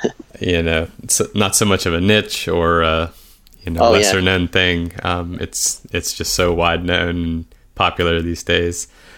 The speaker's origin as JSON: {"language": "English", "town": "Pittsburgh", "region": "Pennsylvania", "country": "United States", "moved": "yes", "lives_now": "Connecticut, United States", "said": "I live up in Connecticut, and my brother, we're originally from Pittsburgh"}